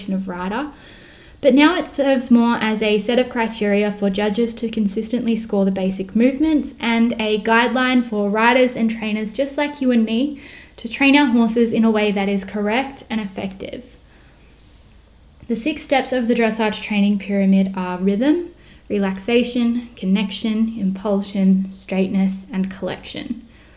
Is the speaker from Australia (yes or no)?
yes; Australia; I am Australian